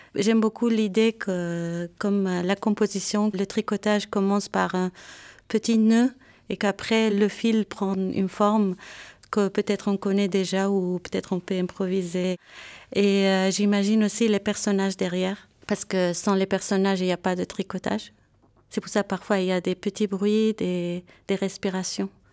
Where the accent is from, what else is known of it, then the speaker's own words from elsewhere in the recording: Beirut, Beirut Governorate, Lebanon; moved away as an adult; also born or lived in Yerevan, Armenia / Paris, France; now in Geneva, Switzerland; Je viens de Beyrouth, Liban